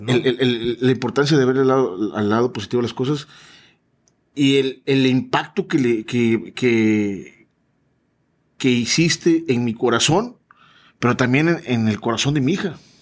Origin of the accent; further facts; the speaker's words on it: Tuxpan, Veracruz, Mexico; moved away; also born or lived in Coatzacoalcos, Veracruz; Yo no soy de Coaxacualcos, yo soy de Tuxpan, Veracruz